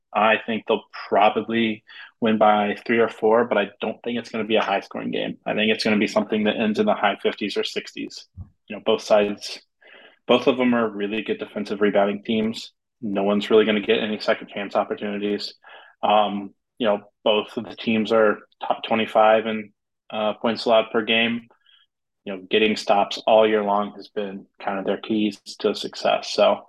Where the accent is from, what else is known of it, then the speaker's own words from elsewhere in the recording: Iowa, United States; yes, I'm from Iowa.